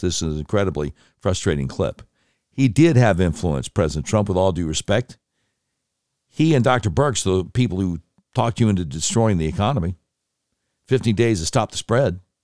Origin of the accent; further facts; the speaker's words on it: Charlotte, North Carolina, United States; moved away; also born or lived in Panama City, Florida / Little Rock, Arkansas; my hometown station, a thing called News Talk eleven ten, W B T, Charlotte